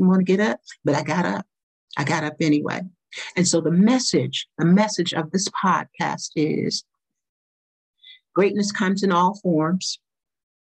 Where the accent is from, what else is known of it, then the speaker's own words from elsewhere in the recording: the South, United States; I grew up in the South during the pre-civil rights era